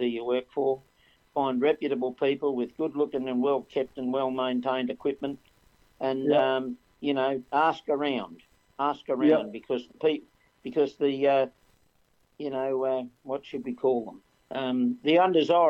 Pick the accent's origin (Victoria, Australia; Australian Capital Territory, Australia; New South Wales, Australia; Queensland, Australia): New South Wales, Australia; Port Macquarie; I grew up in Port Macquarie and started my driving career on the Pacific Highway